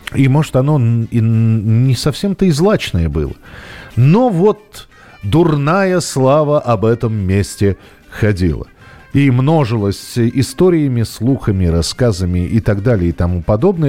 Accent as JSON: {"language": "Russian", "region": "Moscow", "country": "Russia", "tie": "born or raised there", "said": "родной для себя, м, Бескудниковский бульвар, там, где я вырос, в Москве."}